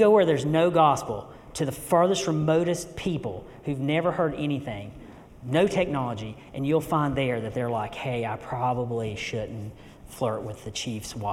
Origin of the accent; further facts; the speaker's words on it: western North Carolina, United States; I grew up here. I'm originally from West North Carolina